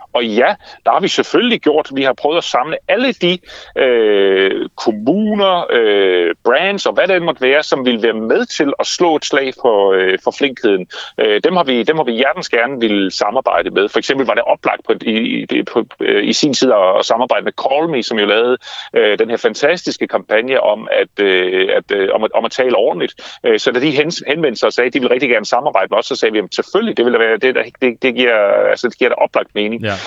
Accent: Denmark; vi danskere, nogle af verdens lykkeligste mennesker

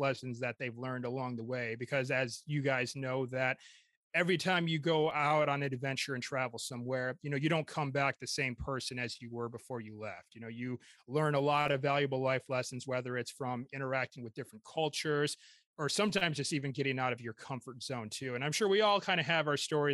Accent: Michigan, United States; also born or lived in York, England; I'm from Michigan

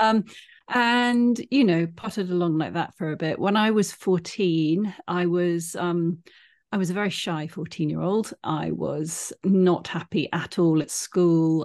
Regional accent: United Kingdom; I'm British

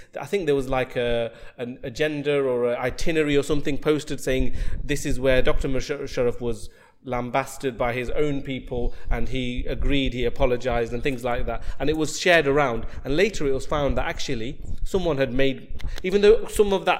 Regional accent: Nottingham, East Midlands, United Kingdom; I'm from Nottingham

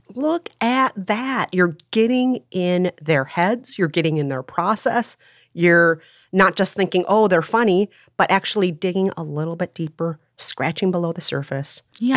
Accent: Bloomington, Minnesota, United States; I grew up primarily in Bloomington, Minnesota.

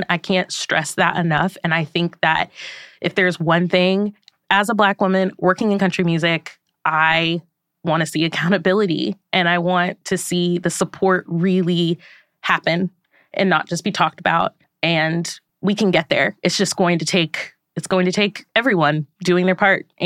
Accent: Indiana, United States; born or raised there; moved away

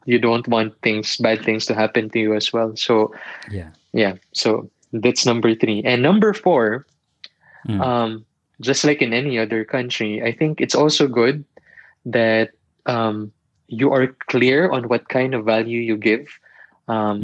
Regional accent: Philippines; moved away as an adult; also born or lived in Manila; now in Dalian, China; I'm a Filipino

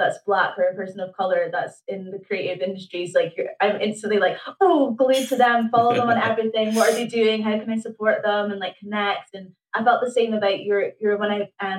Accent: Aberdeen, Scotland, United Kingdom; I grew up in Cove Bay

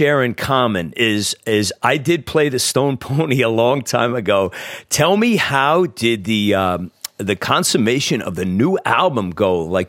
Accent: New Jersey, United States; we're in my home state of New Jersey today

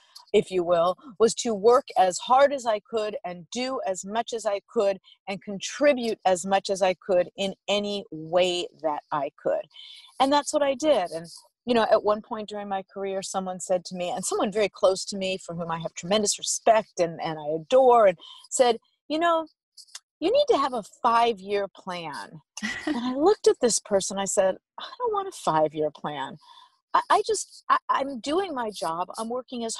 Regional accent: Los Angeles, California, United States; I'm from Los Angeles

